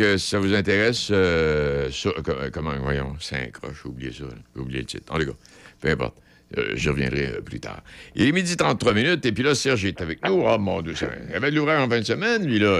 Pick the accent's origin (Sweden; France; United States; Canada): Canada; Quebec; chez nous au Québec